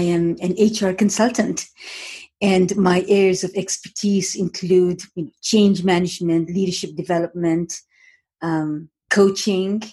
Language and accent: English; Moshi, Kilimanjaro, Tanzania; moved away as an adult; now in Toronto, Canada; I was born in Moshi, Tanzania, so East Africa, in a very, very small town that contained Mount Kilimanjaro. So every morning I'd wake up in the morning and peer through my window